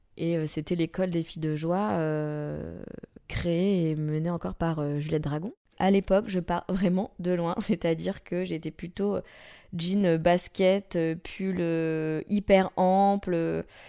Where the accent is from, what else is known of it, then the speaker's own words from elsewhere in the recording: Nice, Provence-Alpes-Côte d'Azur, France; moved away as an adult; now in Paris, France; J'ai quitté Nice parce que j'avais besoin de liberté. Je commençais à étouffer euh, chez moi